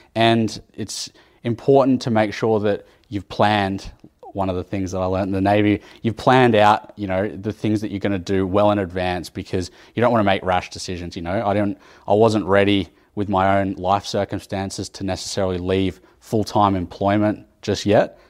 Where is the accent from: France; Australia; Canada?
Australia; Sydney, New South Wales; now in Canberra, Australia; I did a lot of my time growing up in Sydney